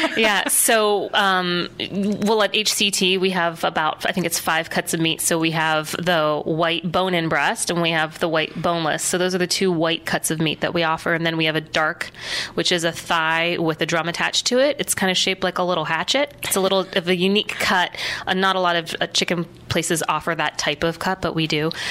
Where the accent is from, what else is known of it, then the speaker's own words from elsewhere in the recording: Warren, Ohio, United States; now in Columbus, United States; childhood memories growing growing up in Warren, Ohio, in northeastern Ohio